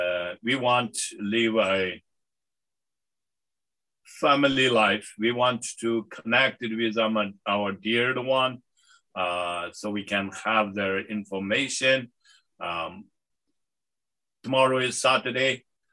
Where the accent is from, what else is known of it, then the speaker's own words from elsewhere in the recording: United States; I'm an American. I love this country. I'm proud of this country, proud of this Americanness.